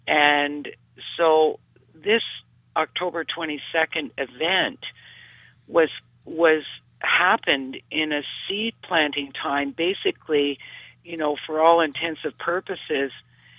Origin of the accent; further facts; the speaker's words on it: Canada; you being a Canadian and myself.